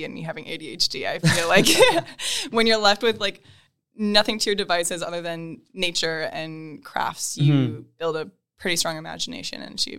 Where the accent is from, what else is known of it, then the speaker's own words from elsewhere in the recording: Princeton, Minnesota, United States; The town is called Princeton. It's a town. I think when I grew up there, it was like 4,500, 5,000 people.